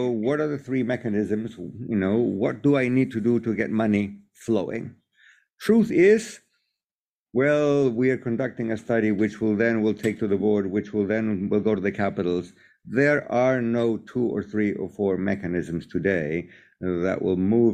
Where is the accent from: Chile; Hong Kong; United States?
Chile; I'm from Chile, I'm not British